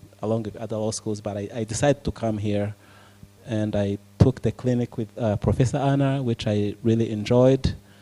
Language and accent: English; Rwanda; moved away; I was born in Rwanda